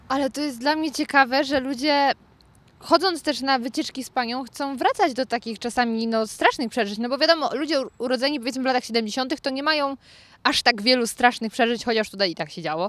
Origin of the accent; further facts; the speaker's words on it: Lower Silesian Voivodeship, Poland; moved away as an adult; now in Warsaw, Poland; z pochodzenia nie jestem warszawianką. jestem z Dolnego Śląska